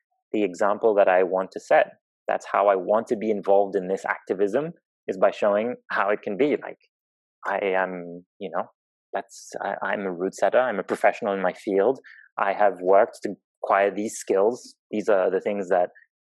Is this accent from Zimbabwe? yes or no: yes; Zimbabwe; moved away; I grew up in Zimbabwe